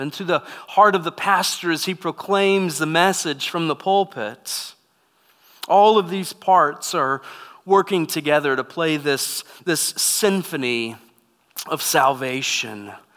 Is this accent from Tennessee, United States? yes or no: no; Texas, United States; moved away as an adult; also born or lived in California; I was raised in Texas my whole life. Lived in Texas until I joined the Air Force.